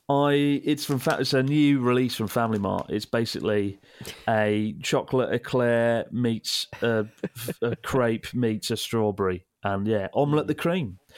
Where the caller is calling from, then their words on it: Berlin, Germany; from Berlin in Germany.